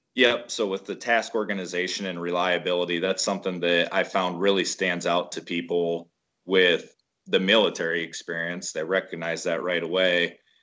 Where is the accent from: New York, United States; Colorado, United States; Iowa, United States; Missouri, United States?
Iowa, United States; Waterloo; we're from Northeast Iowa, around the Waterloo area